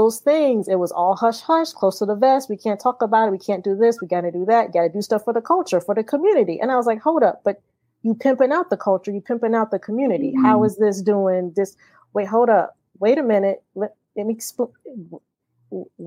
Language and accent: English; Akron, Ohio, United States; I'm from the Midwest. I'm from Akron, Ohio.